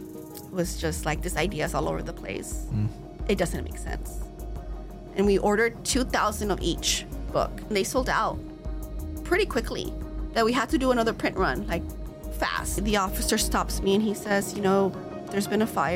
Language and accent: English; Los Angeles, California, United States; first language Spanish; English is a second language; my parents came to Los Angeles, migrated here